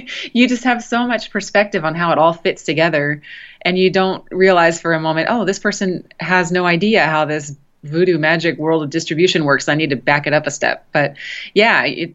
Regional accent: Los Angeles, California, United States; moved away as an adult; now in Austin, United States; I'm from Los Angeles originally

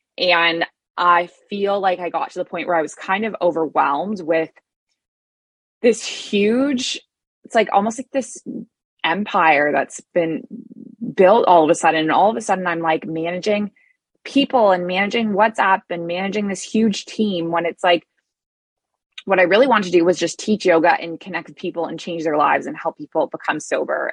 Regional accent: Canada; moved away as an adult; also born or lived in Middle East; now in Bali, Indonesia; I'm a Canadian who moved across the world to the Middle East at age 23, and I never went back

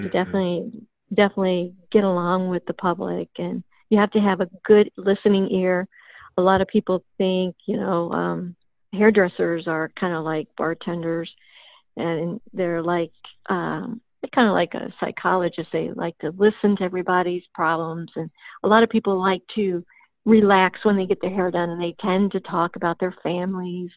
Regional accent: Cleveland, Ohio, United States; moved away as an adult; now in Florida, United States; Cleveland, Ohio.

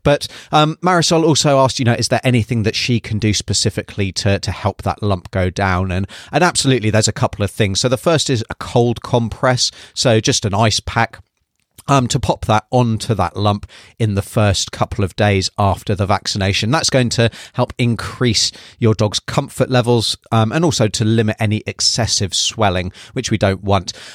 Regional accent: United Kingdom; moved away as an adult; now in New Zealand; from my accent, you can probably tell, uh, that I was originally U K-based, and that's where I did all my training as well

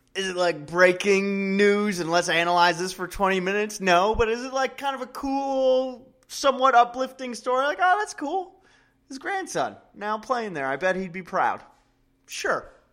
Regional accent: Cleveland, Ohio, United States; we're from Cleveland.

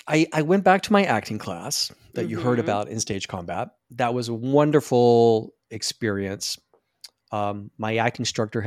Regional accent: Deep South, United States; So I'm a Southern boy. I was raised in the Deep South.

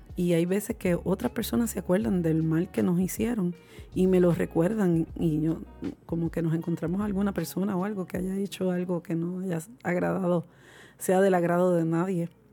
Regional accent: Puerto Rico

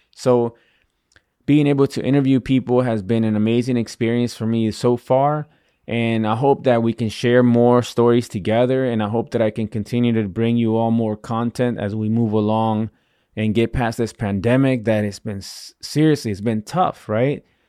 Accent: Virginia, United States; moved away as an adult; also born or lived in Washington, D.C.; I'm not originally from Washington, D C, you know, I grew up in, in Virginia

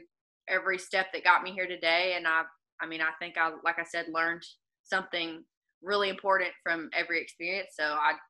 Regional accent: the South, United States; accent: southern; because especially with my southern accent, like I'll say won't is want

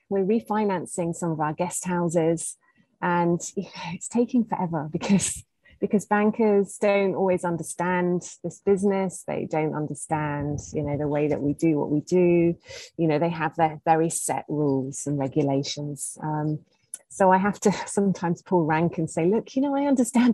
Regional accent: United Kingdom; moved away as an adult; now in Zanzibar, Tanzania; as a British person

